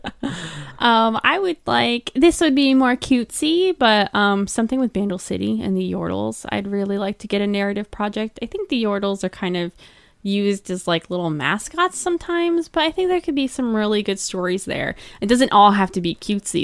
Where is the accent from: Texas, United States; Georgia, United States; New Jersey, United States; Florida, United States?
New Jersey, United States; Toms River; I I grew up across the bridge from Seaside Heights, by the way, where they shot Jersey Shore